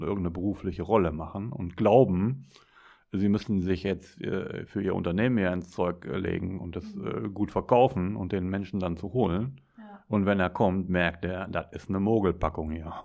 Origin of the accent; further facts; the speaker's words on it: Ruhr area, North Rhine-Westphalia, Germany; weil ich komme aus dem Ruhrgebiet